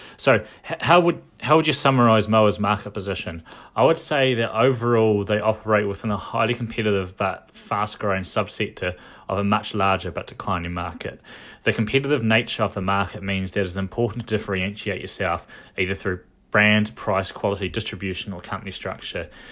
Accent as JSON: {"language": "English", "town": "Dunedin", "region": "Otago", "country": "New Zealand", "tie": "born or raised there", "also_born_or_lived": "United Kingdom", "said": "I knew some alcoholics when I was growing up in Dunedin"}